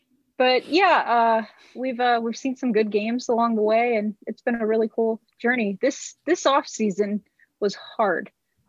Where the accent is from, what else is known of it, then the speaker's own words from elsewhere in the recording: Los Angeles, California, United States; moved away as an adult; now in Arizona, United States; growing up in LA, the age that I am, I'm 36